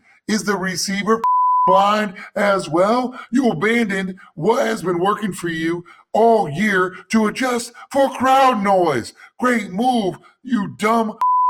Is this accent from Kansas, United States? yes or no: yes; Kansas, United States; And just because I'm from Kansas and most people don't know that, doesn't mean you need to pick on me.